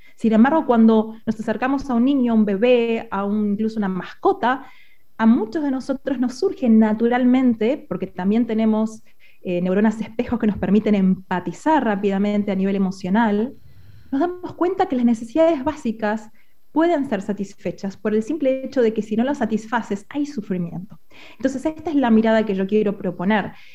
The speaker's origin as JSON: {"language": "Spanish", "country": "Argentina", "moved": "as an adult", "lives_now": "Spain", "said": "soy argentina y me mudé hace un año a España con mi familia"}